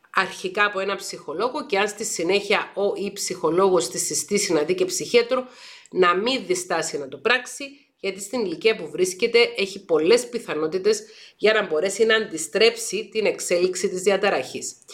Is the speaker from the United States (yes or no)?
no; Paphos, Paphos District, Cyprus; Εγώ γεννήθηκα και μεγάλωσα στην Πάφο της Κύπρου